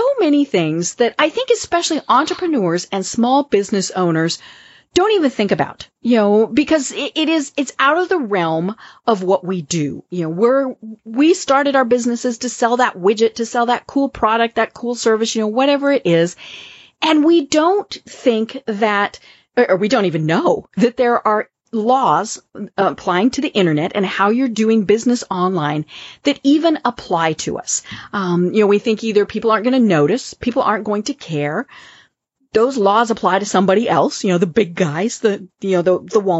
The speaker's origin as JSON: {"language": "English", "region": "Colorado", "country": "United States", "said": "I am from Colorado"}